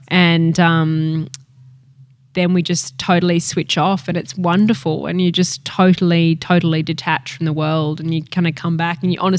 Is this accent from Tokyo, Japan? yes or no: yes; Tokyo, Japan; For me, because I grew up in Tokyo too, you know, like I'm used to that incredible pace